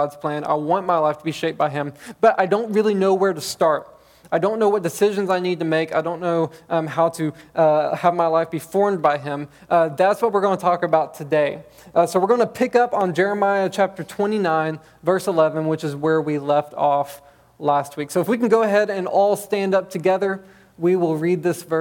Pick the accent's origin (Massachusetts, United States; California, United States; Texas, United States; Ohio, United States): Texas, United States; Bonham; I grew up in Bonham, Texas